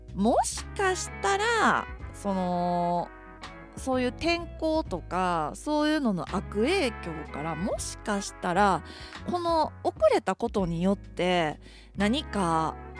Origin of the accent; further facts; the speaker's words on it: Kansai, Japan; now in Tokyo, Japan; 私関西人なんで